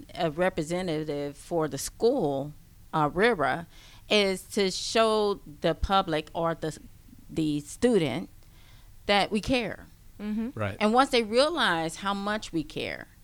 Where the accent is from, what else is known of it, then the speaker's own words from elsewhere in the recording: the South, United States; I'm from the South.